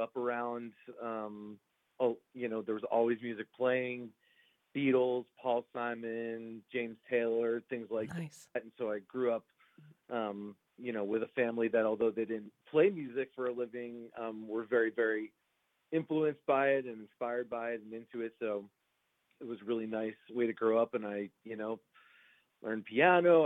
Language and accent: English; Roslyn, New York, United States; now in Los Angeles, United States; I'm from uh, Long Island, New York originally, but I live out here in uh, Los Angeles now.